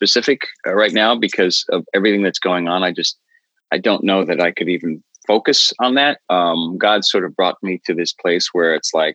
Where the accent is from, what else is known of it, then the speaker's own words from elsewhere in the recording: New York City, New York, United States; moved away as an adult; now in Los Angeles, United States; I grew up in New York City. I came out to LA about 10 years ago